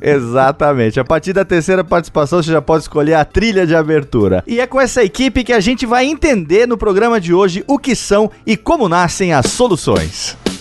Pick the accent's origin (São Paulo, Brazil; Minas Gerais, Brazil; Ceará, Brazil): São Paulo, Brazil; interior of; moved away; Eu moro no interior de São Paulo, voltei aqui para minha terra natal e aqui eu percebo, eu fiquei 20 anos fora daqui